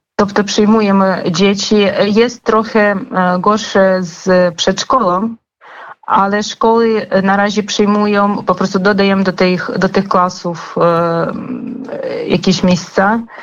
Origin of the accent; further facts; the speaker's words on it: Kharkiv, Kharkiv Oblast, Ukraine; Polish is a second language; moved away as an adult; now in Zabierzów, Poland; ja sama jestem z Charkowa. Naprawdę też przyjechałam do Polski gdzieś dwa lata temu